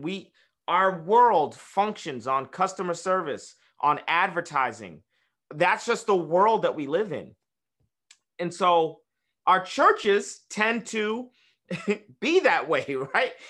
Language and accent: English; United States; we're just American